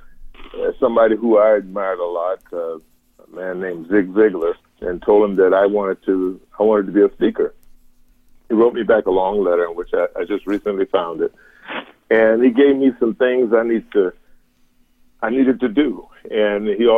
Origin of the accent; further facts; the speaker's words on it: Savannah, Georgia, United States; moved away as an adult; also born or lived in Chicago, Illinois; now in Raleigh, United States; I was born and raised in Savannah, Georgia